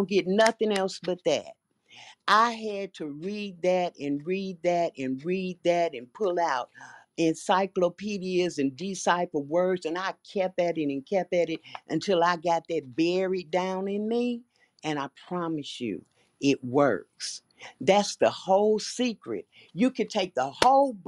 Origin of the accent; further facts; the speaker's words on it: Chicago, Illinois, United States; I was born and raised in Chicago